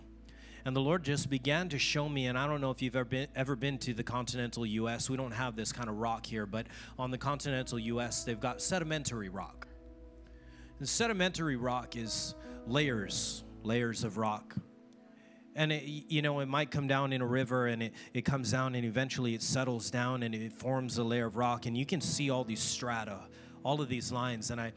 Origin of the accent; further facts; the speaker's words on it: Oahu, Hawaii, United States; I'm from Oahu